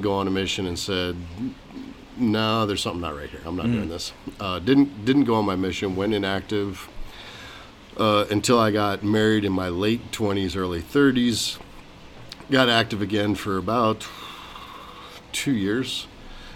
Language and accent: English; Arkansas, United States; now in Arizona, United States; I grew up in Arkansas